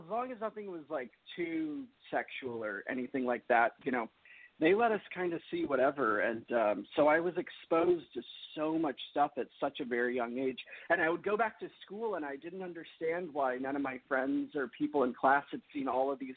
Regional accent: Orange, California, United States; Orange, California, not too far where you were from.

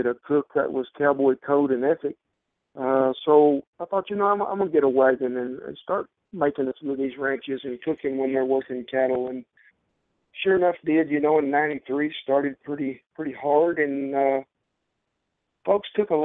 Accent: Southwest Oklahoma, United States; as a child growing up in Southwest Oklahoma

